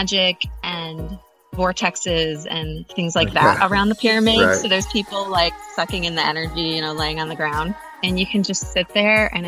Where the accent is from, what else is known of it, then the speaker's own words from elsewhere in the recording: Portland, Oregon, United States; We're actually from near where you're from. We're from Portland, Oregon